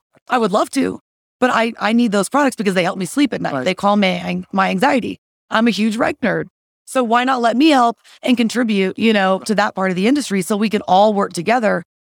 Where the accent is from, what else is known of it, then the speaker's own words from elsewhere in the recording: Texas, United States; also born or lived in Colorado; now in Denver, United States; I am from Texas.